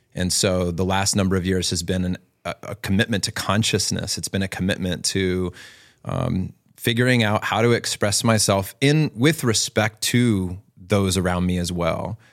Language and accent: English; Virginia Beach, Virginia, United States; growing up in Virginia Beach